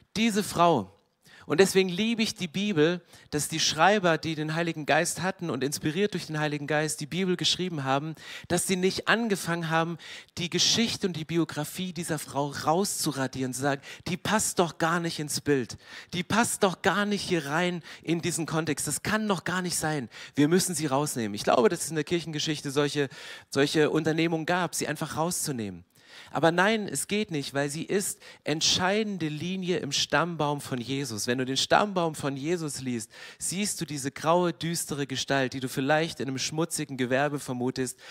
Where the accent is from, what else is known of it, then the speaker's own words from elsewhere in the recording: near Herrnhut, Saxony, Germany; Ich bin in der Nähe von Hernoth groß geworden